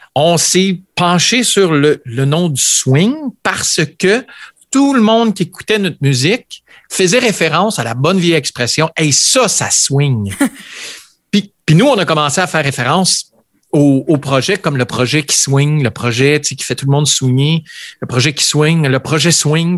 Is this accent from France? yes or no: no; Ontario, Canada; on est franco-ontarien